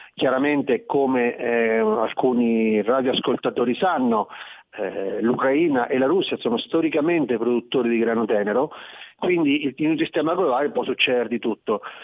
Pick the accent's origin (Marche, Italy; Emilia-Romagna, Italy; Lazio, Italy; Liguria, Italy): Marche, Italy; io parlo da Marchigiano